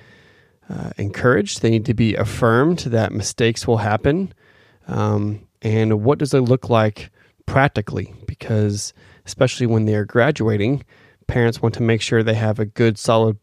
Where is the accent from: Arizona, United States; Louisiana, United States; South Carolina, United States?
Arizona, United States; Phoenix; moved away; Phoenix, my hometown